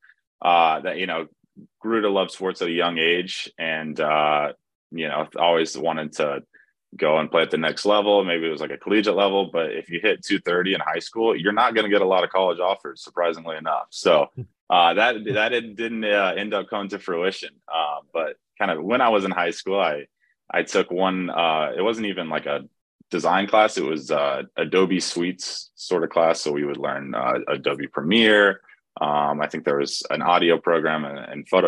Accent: Cullowhee, North Carolina, United States; I grew up in Western North Carolina, about an hour west of Asheville. If you know where Western Carolina University is, Colowee, that's where I'm from.

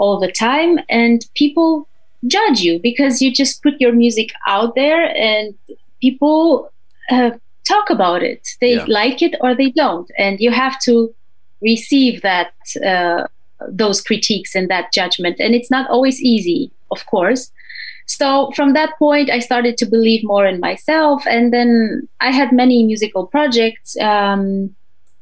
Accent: Romania; moved away as an adult; now in Switzerland; I started my own project back in Romania, because I'm originally from Romania

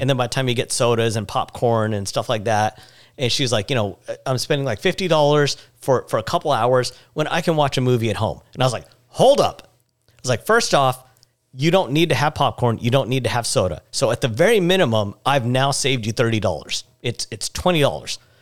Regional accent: India; growing up, uh, as an Indian, I would always have my head down as a sign of respect

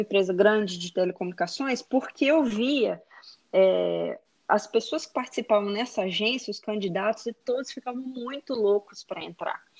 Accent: Belo Horizonte, Minas Gerais, Brazil; moved away as an adult; now in Texas, United States; eu sou de Belo Horizonte, Minas Gerais

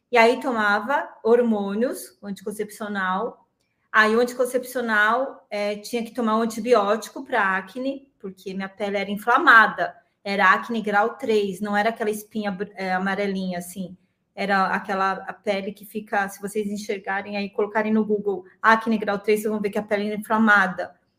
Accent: Santo André, São Paulo, Brazil; moved away as an adult; also born or lived in Florianópolis; sou de Santo André. Vi que tem muita gente de Santo André aqui de São Paulo, sou da ABC Paulista

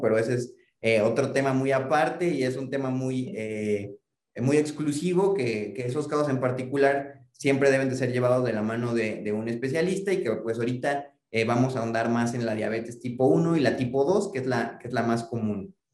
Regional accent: Mexico; como población mexicana

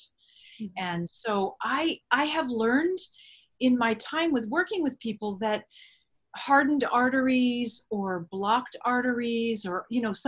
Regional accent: between San Diego and Orange County, Southern California, United States; I grew up in Southern California, between San Diego and Orange County pretty much all my life

